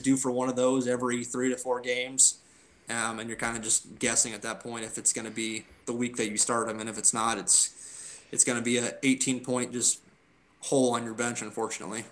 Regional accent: Norwalk, United States; I moved uh, to Norwalk, which is our, my hometown

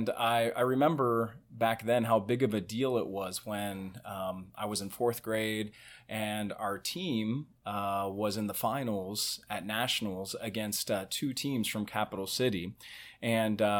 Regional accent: Cincinnati, Ohio, United States; moved away as an adult; also born or lived in Indianapolis, Indiana; now in Dallas, United States; I'm originally from Cincinnati, uh, where I uh, got my start in Christian education after college and uh, since then, I've split these last 14 years of my married life between um, Cincinnati, uh, Indianapolis

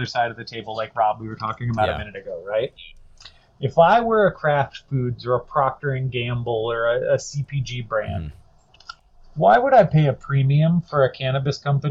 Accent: Virginia, United States; my home state, and where I live now is Virginia

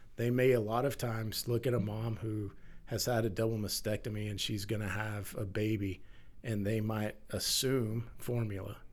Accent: Texas, United States; as a firefighter, as a father, as a man, as a Texan

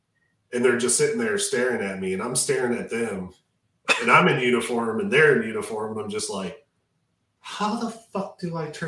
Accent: Detroit, Michigan, United States; I grew up in Detroit

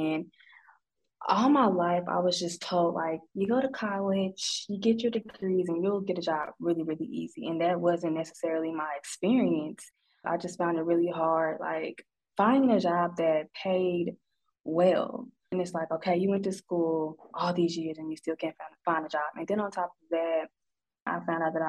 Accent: Sikeston, Missouri, United States; moved away as an adult; also born or lived in Cape Girardeau, Missouri / Jonesboro, Arkansas / Arlington, Texas; now in Arkansas, United States; I am from a town called Sikeston, Missouri. It is like 2 hours outside of St. Louis, so just that area.

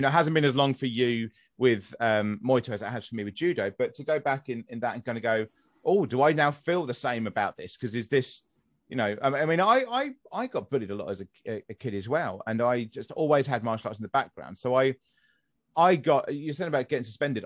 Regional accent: West Sussex, South East England, United Kingdom; moved away; I'm from West Sussex originally

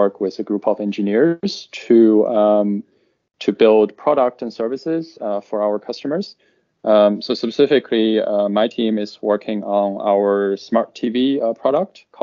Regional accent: China; also born or lived in United States; now in London, United Kingdom; I was originally from China.

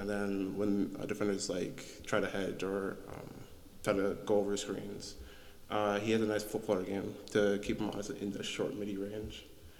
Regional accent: Minnesota, United States; we're from Minnesota

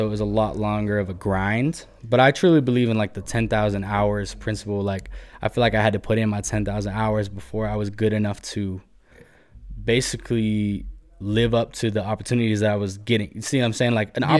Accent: Murray, Utah, United States; I was born in Murray. Went to Murray High School.

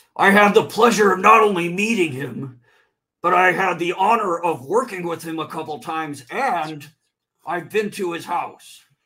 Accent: Chicago, Illinois, United States; now in California, United States; I'm originally from Chicagoland

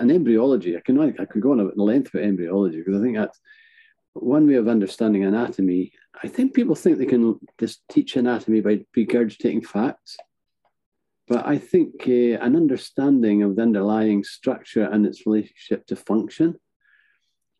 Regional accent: north of Scotland, United Kingdom; also born or lived in Edinburgh; I'm physically located in the north of Scotland, which is my hometown.

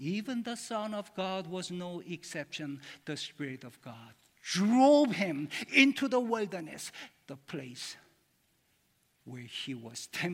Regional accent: Seoul, South Korea; moved away; I was born in Seoul, Korea

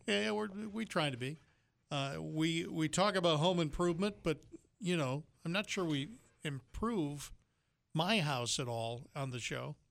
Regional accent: Yankee land, the North, United States; moved away; I was born in Yankee land

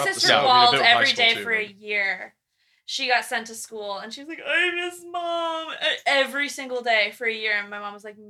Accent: New Jersey, United States; moved away as an adult; now in Kentucky, United States

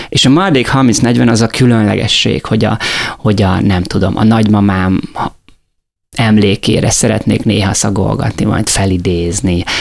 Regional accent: Miskolc, Borsod-Abaúj-Zemplén, Hungary; now in Lake Balaton, Hungary; Én Miskolcon születtem, tehát Borsodból származom

